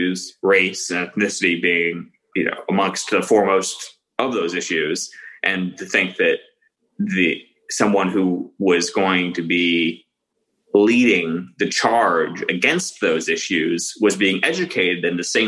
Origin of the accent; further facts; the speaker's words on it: Florida, United States; I'm originally from Florida